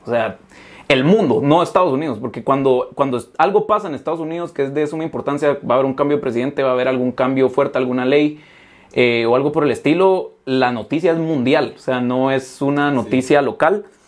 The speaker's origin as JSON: {"language": "Spanish", "country": "Guatemala", "said": "a mí como guatemalteco"}